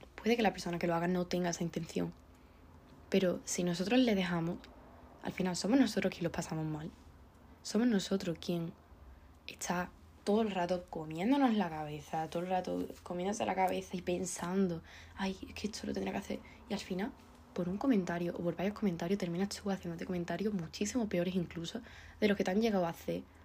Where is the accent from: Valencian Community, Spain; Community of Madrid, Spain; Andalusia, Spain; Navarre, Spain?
Andalusia, Spain; soy andaluza